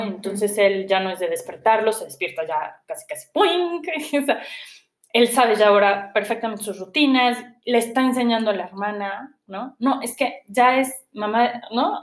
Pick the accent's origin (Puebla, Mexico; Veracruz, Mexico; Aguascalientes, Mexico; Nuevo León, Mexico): Puebla, Mexico; moved away as an adult; soy poblana y aquí he vivido toda mi vida, llevaba yo tres años fuera de Puebla